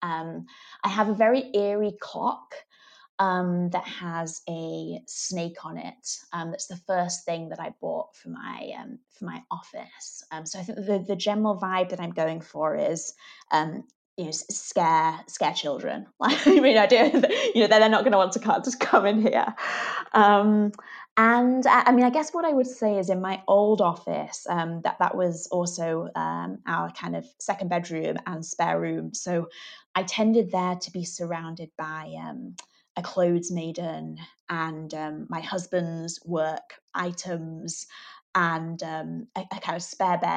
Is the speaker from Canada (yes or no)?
no; Manchester, North West England, United Kingdom; Manchester that is my hometown.